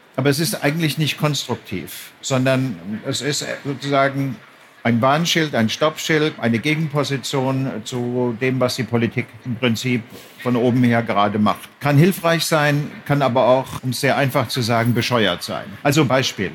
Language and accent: German; Germany; also born or lived in Frankfurt am Main / Bad Nauheim / Berlin; als Deutscher